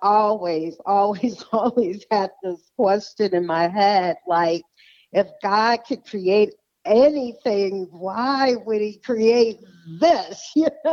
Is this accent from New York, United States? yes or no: no; Detroit, Michigan, United States; moved away as an adult; now in Phoenix, United States; I'm from Detroit, Michigan, but I've been in Arizona or the Phoenix, Arizona area for about, 27 years